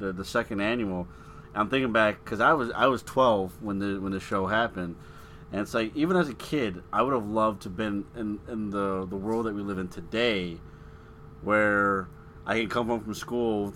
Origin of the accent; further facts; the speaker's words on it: Illinois, United States; we are from Illinois